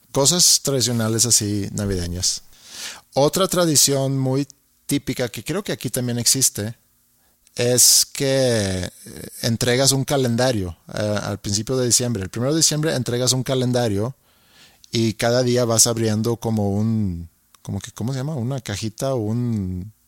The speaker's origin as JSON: {"language": "Spanish", "country": "Sweden", "moved": "yes", "lives_now": "Monterrey, Mexico", "said": "soy tu vecino, soy sueco"}